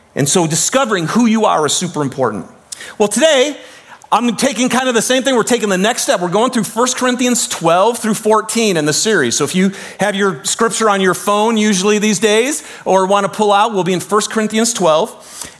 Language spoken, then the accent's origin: English; United States; we grew up in America